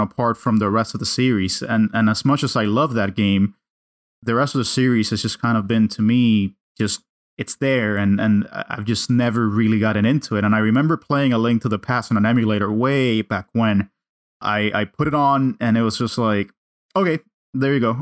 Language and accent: English; Cuba; English is a second language; moved away; I grew up in Cuba